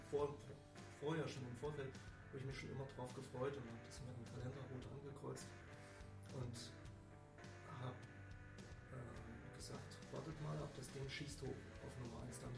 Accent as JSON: {"language": "German", "region": "East Germany", "country": "Germany", "tie": "born or raised there", "said": "ich als Kind habe halt so, eine, so ein Button geschenkt bekommen. Bei uns im Osten damals äh, hieß, hieß, das halt nicht Button, sondern Plakette."}